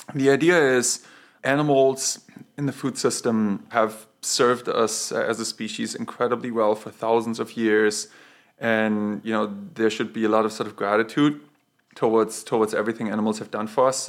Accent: Bavaria, Germany; moved away; I grew up in Bavaria

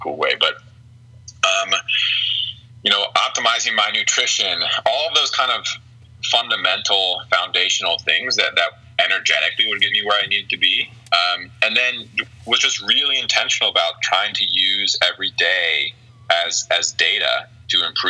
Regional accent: Springfield, Ohio, United States; I'm from Springfield, Ohio

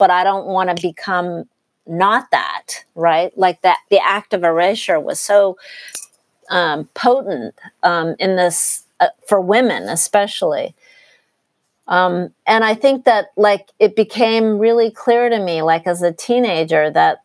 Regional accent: Walnut Creek, California, United States; the place where we grew up in Walnut Creek, which is a suburb of the Bay Area

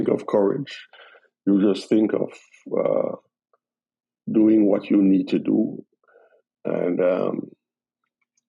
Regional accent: Jamaica; moved away as an adult; now in United States; the foundation I gained in Jamaica as a Jamaican

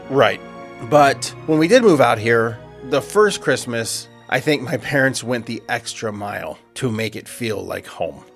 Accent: Southern California, United States; Versus how it was for me out in the West Coast, you know. And I'm sure one of the big differences is the weather. Yeah. You know, I'm I know it does snow in California, but where I'm at in Southern California

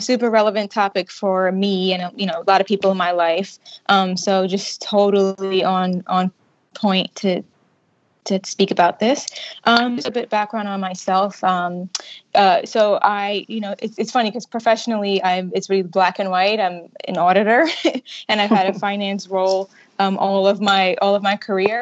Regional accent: New York City, New York, United States; moved away as an adult; now in Bermuda; I am originally from New York City, and I recently moved back to Bermuda

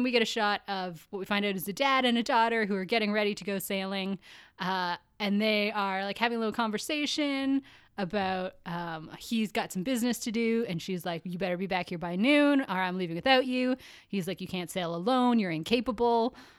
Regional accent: Canada; You're Canadian. We're Canadian.

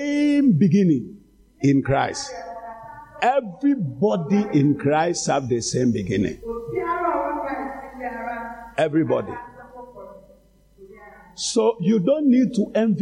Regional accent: Ghana; as a Ghanaian or as a black man

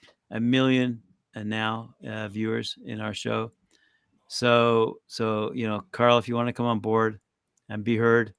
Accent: England, United Kingdom; born there; I like the English spirit. I was born in England.

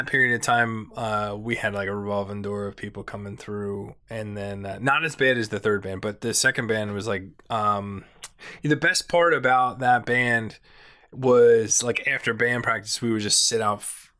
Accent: Franklinville, New Jersey, United States; Yeah. Well, actually not the Pine Barrens, a little, east of that, Franklinville, which is close

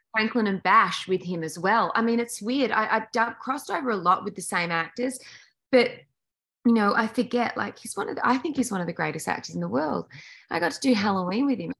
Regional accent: Australia; moved away; in Australia, it's so weird. We grew up like when I was a kid, like 60 or 70% of our TV content was American.

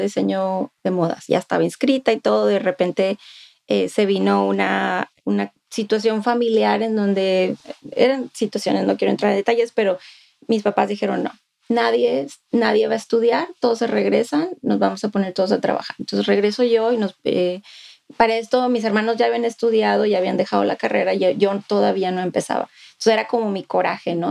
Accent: Monclova, Coahuila, Mexico; now in Austin, United States; al menos en Monclova es un estigma muy fuerte de donde yo soy

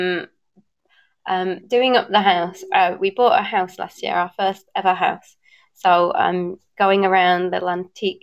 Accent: Bradford, Yorkshire and the Humber, United Kingdom; also born or lived in north of Portugal; now in Portugal; I'm from Bradford, so actually I'm used to cutting vowels

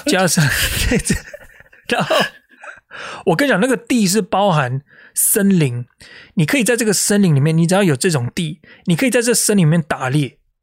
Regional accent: Taiwan; now in United States; 我们台湾人叫 I G 没有关系

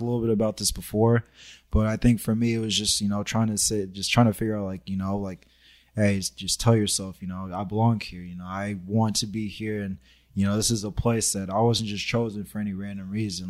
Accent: Los Angeles, California, United States; I grew up in Sherman Oaks, so it was like, my neighborhood was just predominantly, like, just white people.

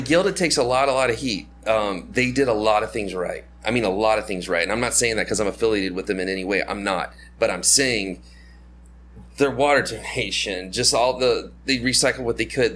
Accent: United States; moved away; my home country where I'm from

